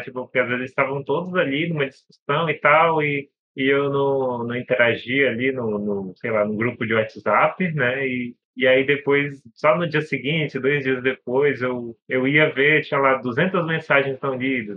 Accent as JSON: {"language": "Portuguese", "region": "Pará", "country": "Brazil", "said": "tenho 31 anos, sou do Pará"}